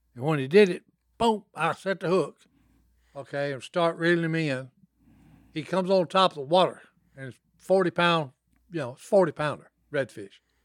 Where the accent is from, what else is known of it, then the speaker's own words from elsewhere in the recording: Dixie, Louisiana, United States; we had a pond where we grew up in Dixie, Louisiana.